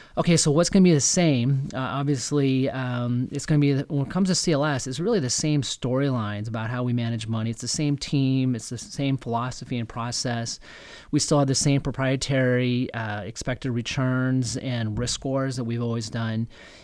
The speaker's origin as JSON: {"language": "English", "region": "Nebraska", "country": "United States", "said": "I'm from Nebraska."}